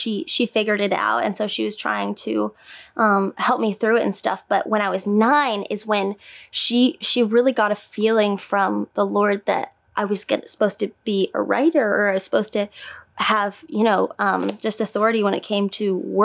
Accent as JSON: {"language": "English", "region": "Indiana", "country": "United States", "tie": "born or raised there", "said": "I grew up in Indiana"}